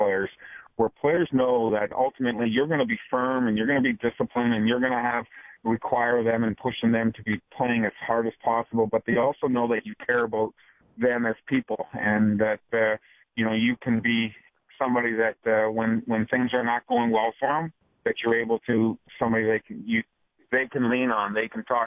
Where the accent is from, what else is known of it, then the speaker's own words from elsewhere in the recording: Ontario, Canada; moved away; I grew up in Ontario